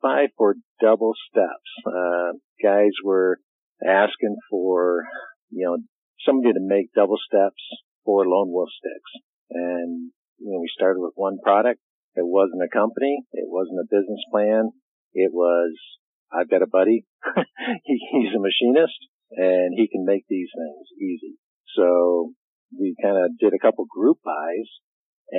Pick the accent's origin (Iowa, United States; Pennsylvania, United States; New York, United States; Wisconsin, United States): Iowa, United States; also born or lived in southeastern Michigan; now in Michigan, United States; we hunted small game back in Iowa when I was growing up in Iowa. And when we moved to Michigan in the mid-80s